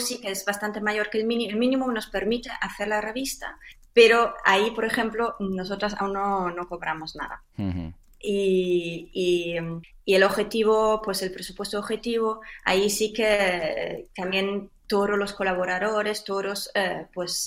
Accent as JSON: {"language": "Spanish", "country": "Germany", "moved": "yes", "lives_now": "Spain", "said": "yo soy alemana, aunque ya llevo mucho tiempo viviendo en, en España"}